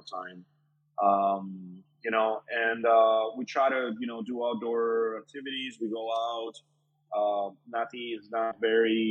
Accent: Colombia; moved away as an adult; also born or lived in Kendall, Florida; now in Florida, United States; I grew up in Colombia. I moved over here when I was 18 years old.

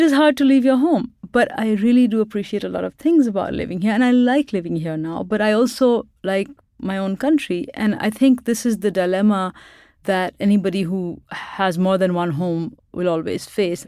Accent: Pakistan; moved away as an adult; now in Boston, United States; I grew up in Pakistan where we had a lot of military dictatorships

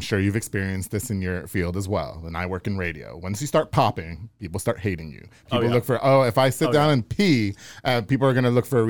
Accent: Long Island, New York, United States; now in Hewitt, United States; I'm from Long Island. We were living like in a roach infested apartment.

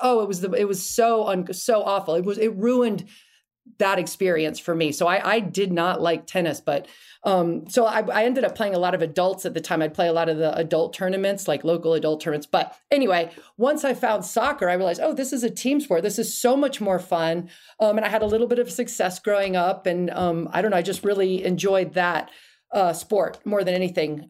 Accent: Key Biscayne, Florida, United States; moved away; I grew up in Key Biscayne, Florida, right outside of Miami

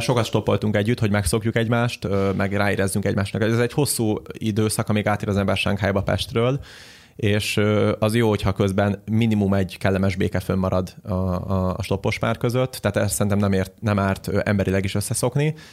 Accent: Hungary; Magyarországon, mivel magyarok vagyunk

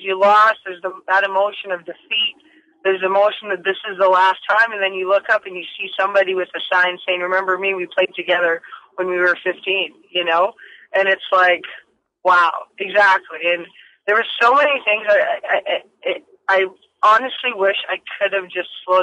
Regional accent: Vancouver, British Columbia, Canada; BC Place in Vancouver because that's my hometown

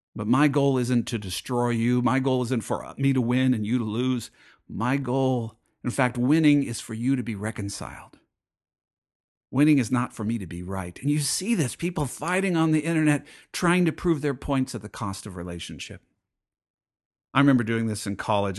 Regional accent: United States; as an American

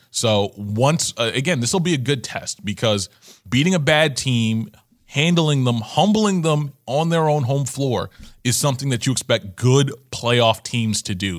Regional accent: New York, United States; I'm a New Yorker

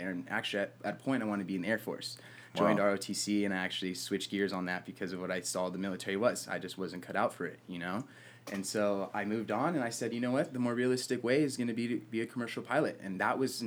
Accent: Murrieta, California, United States; also born or lived in Huntington Beach, California; I got back to my hometown, Marietta, California is where I'm from

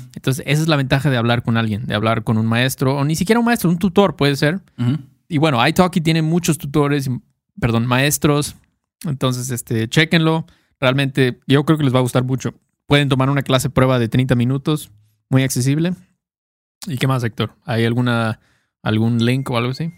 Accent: Mexico; soy mexicano

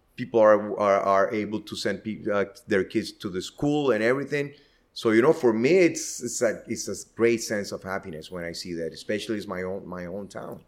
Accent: Estelí, Nicaragua; I was born here in Eteli

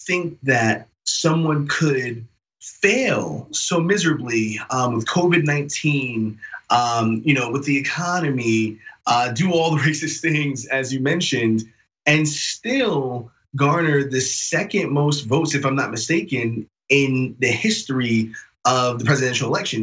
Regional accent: New York City, New York, United States; I'm not only from New York, but I lived a long time in Queens. You know, I'm a New York City guy

